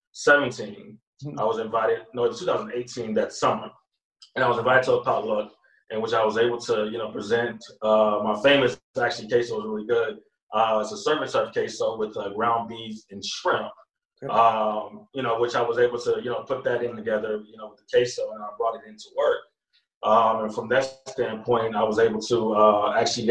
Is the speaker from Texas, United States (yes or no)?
yes; Pearland, Texas, United States; also born or lived in Houston, Texas; I'm from Houston, Texas. So I grew up in Pearland, Texas